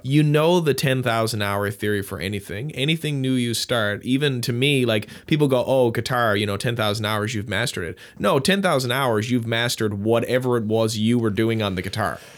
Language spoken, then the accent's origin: English; Newfoundland and Labrador, Canada; I'm from Newfoundland